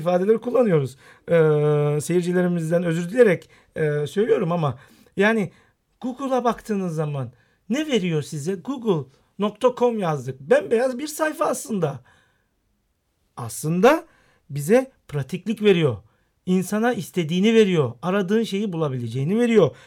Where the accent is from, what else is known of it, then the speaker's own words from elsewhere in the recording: Istanbul, Turkey; also born or lived in Rize (ancestry) / United States; İstanbul doğumlu olmakla beraber aslen Rizeliyim.